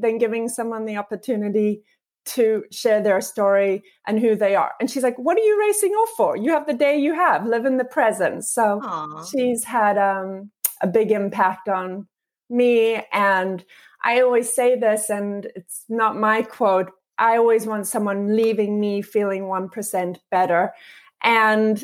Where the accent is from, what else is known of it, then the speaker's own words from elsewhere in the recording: Luxembourg; moved away as an adult; also born or lived in South Africa; now in United States; I actually was born in South Africa and then spent most of my formative years in a teeny little country called Luxembourg, and then came to the US for college